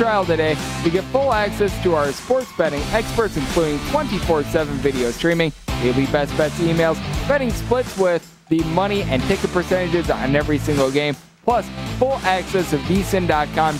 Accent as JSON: {"language": "English", "region": "Wisconsin", "country": "United States", "tie": "born or raised there", "said": "I was born and raised in Wisconsin"}